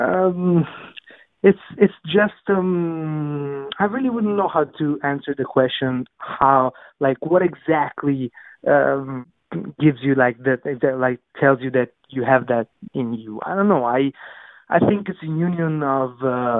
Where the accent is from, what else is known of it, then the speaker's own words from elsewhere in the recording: Naples, Campania, Italy; English is a second language; moved away as an adult; now in New York City, United States; my hometown, Napoli